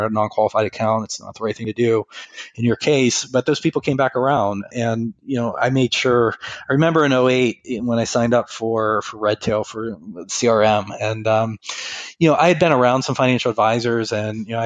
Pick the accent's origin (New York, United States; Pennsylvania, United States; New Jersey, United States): Pennsylvania, United States; Western; moved away as an adult; now in Northeast Ohio, United States; I grew up in Western Pennsylvania, and here I am in Northeast Ohio